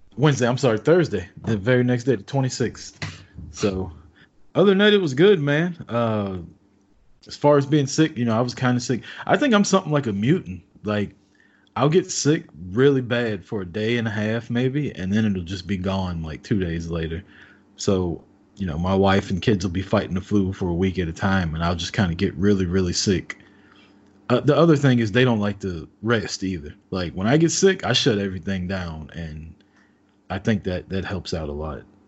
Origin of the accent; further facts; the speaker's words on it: Kansas City, Missouri, United States; my hometown of Kansas City, Missouri